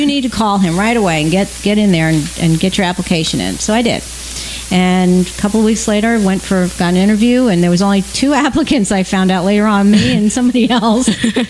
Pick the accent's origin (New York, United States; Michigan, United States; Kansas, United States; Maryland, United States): New York, United States; Long Island; now in Florida, United States; growing up on Long Island